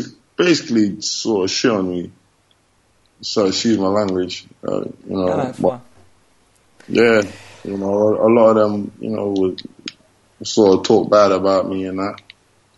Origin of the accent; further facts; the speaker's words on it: London, United Kingdom; moved away as an adult; also born or lived in Barnet / Spain / United States; now in Murcia, Spain; I grew up in White Hart Lane, and then when I was like 12, I was like 10, around that age, my parents moved to Barnet